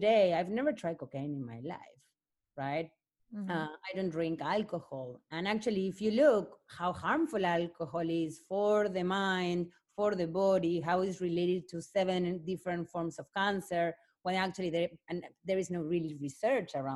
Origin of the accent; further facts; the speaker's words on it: Argentina; also born or lived in Africa / Barcelona; now in Venice Beach, United States; I'm Argentinian. Like, I'm from the end of the world.